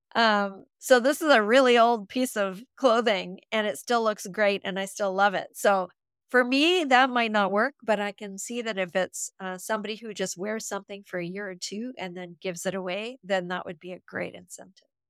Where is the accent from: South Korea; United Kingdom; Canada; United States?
Canada; I'm from Canada